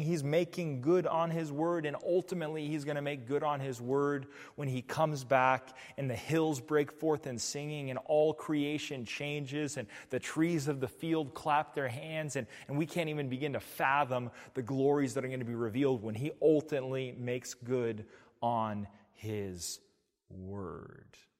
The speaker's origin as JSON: {"language": "English", "region": "New Mexico", "country": "United States", "moved": "yes", "lives_now": "Portland, United States", "said": "I come from New Mexico. I come from a city that gets one point three six inches of rainfall each winter."}